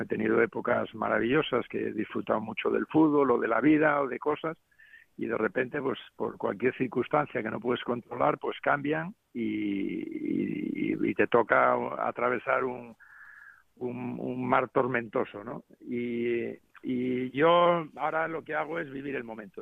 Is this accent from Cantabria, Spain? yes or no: yes; Cantabria, Spain; now in Las Palmas, Spain; estoy en mi tierra, que he venido para acá a ver a mi hijo y, bueno, disfrutando de, la tierra ahora, del frescor un poco aquí de Cantabria